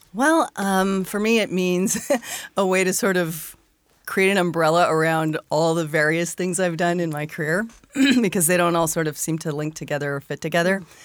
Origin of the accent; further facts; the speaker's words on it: Arizona, United States; I grew up in Arizona.